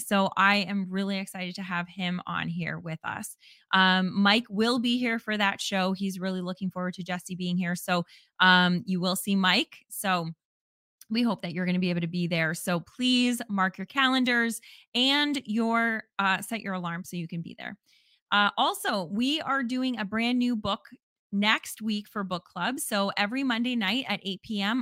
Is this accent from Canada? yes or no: yes; Canada; as a Canadian